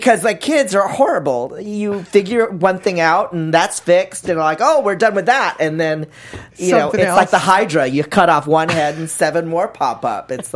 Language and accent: English; San Francisco, California, United States; moved away as an adult; I grew up in San Francisco